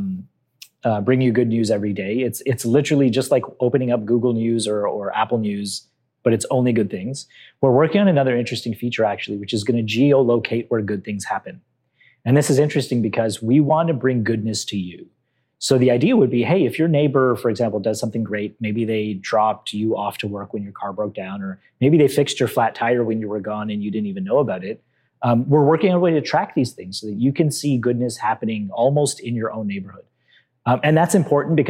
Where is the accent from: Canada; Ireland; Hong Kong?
Canada; I'm Canadian. I was born and raised here